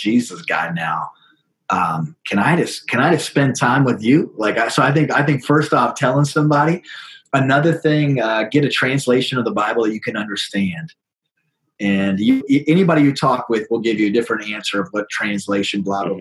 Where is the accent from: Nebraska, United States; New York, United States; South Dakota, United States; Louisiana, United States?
South Dakota, United States; also born or lived in Sioux Falls, South Dakota; I am born and raised in South Dakota, lived here my whole life with the exception of 3 years when I went to Kentucky to get my master's